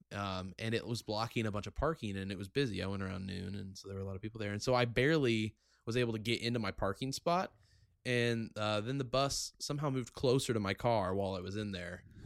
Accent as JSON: {"language": "English", "town": "Effingham", "region": "Illinois", "country": "United States", "tie": "born or raised there", "also_born_or_lived": "Phoenix area, Arizona", "said": "born and raised in Effingham"}